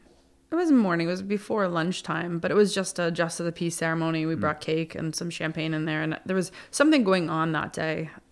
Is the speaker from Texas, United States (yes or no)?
no; Plattsburgh, New York, United States; ooh, we're like from Plattsburgh. Like, we're not used to this kind of treatment, you know?